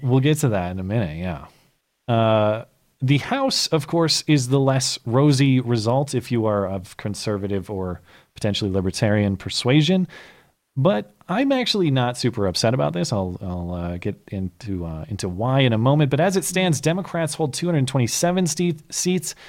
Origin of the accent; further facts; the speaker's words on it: Montana, United States; my home state senator, survives in Montana